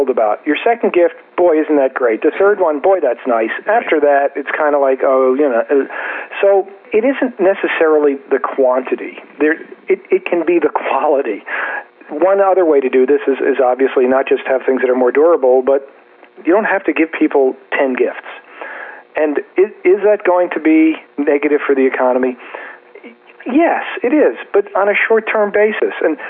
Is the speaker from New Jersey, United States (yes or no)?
yes; New Jersey, United States; I'm from New Jersey too